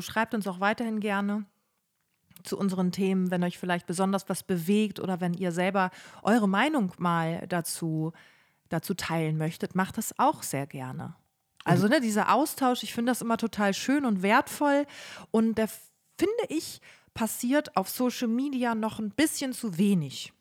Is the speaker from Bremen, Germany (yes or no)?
yes; Bremen, Germany; moved away as an adult; also born or lived in Münster; now in Cologne, Germany; wir waren in Bremen, in meiner Heimatstadt